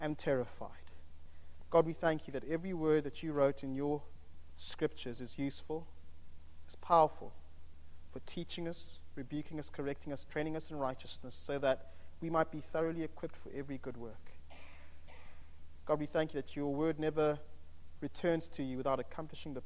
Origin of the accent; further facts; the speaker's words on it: United Kingdom; if we are from the United Kingdom